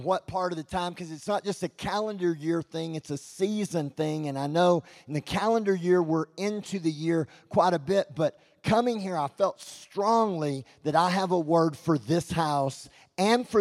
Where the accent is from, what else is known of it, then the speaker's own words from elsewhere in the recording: Texas, United States; I'm from Texas, and I'm loud